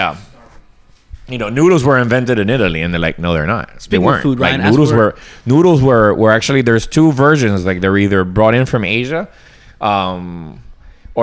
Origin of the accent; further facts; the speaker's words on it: Colombia; moved away; a British, you know, sort of American influenced family growing up in Colombia